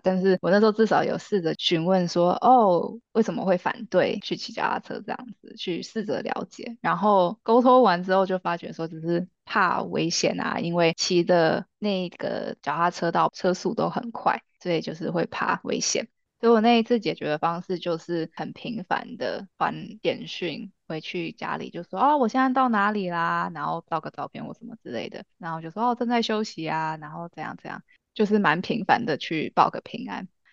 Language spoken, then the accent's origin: Chinese; Canada; also born or lived in Taiwan; 我们都是在台湾出生的，然后小时候跟着家人一起移民到加拿大